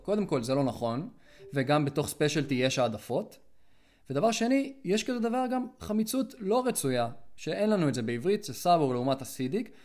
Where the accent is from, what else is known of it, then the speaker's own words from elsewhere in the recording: Israel; אני ישראלי